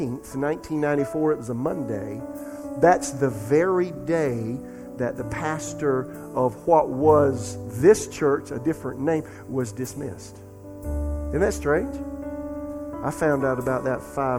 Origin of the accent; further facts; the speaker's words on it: Florence, South Carolina, United States; The pastor of the church in my hometown, Florence, South Carolina, was Carl Morris